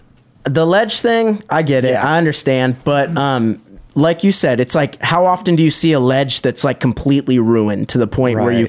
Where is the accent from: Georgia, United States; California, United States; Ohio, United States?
California, United States; Huntington Beach; I grew up in Huntington Beach